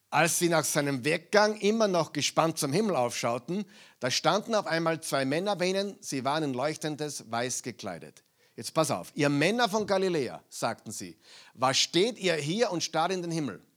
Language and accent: German; Austria; also born or lived in United States; Äh, ich habe zehn Jahre in Amerika gelebt, aber ich bin Österreicher. Ja? Und viele Dinge in meinem Kopf sind nur österreichisch, auch wenn ich Englisch spreche.